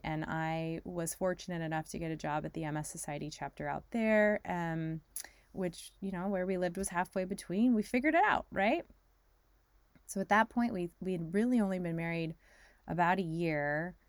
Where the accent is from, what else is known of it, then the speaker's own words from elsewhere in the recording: California, United States; also born or lived in New York / Texas; I was born in New York, grew up partly in Northern California, partly in Texas, moved to California.